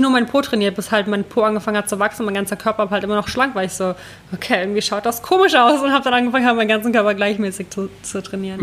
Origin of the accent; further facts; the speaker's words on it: Ukraine; moved away; da wo ich herkomme aus der Ukraine